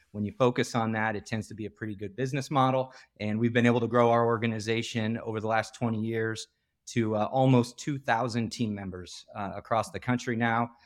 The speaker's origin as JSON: {"language": "English", "region": "Iowa", "country": "United States", "moved": "yes", "said": "I'm from the Midwest originally. I'm from Iowa"}